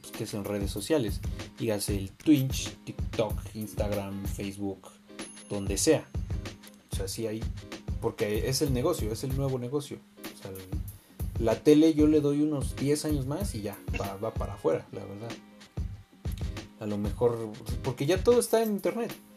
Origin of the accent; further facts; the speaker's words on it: Mexico; todos somos mexicanos